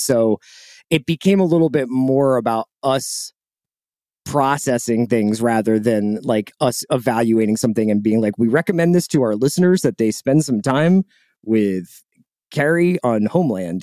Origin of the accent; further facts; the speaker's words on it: Philadelphia, Pennsylvania, United States; moved away as an adult; also born or lived in Boston / New York; I'm from Philadelphia. Um, I, I grew up, like, right by the art museum.